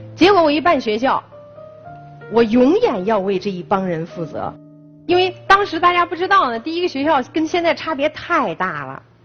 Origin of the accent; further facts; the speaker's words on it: Henan, China; 我河南人